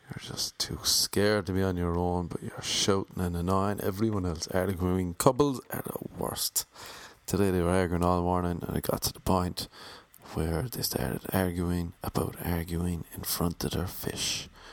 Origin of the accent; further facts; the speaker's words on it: Ireland; accent: Irish; moved away as an adult; now in Los Angeles, United States; Back home in Ireland